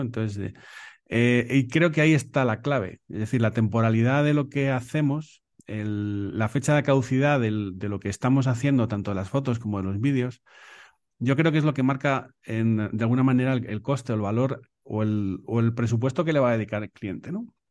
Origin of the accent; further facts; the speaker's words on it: Béjar, Castile and León, Spain; also born or lived in Salamanca; now in Madrid, Spain; yo soy de Salamanca, de, de Bejar, provincia de Salamanca, eh, que me crié en Salamanca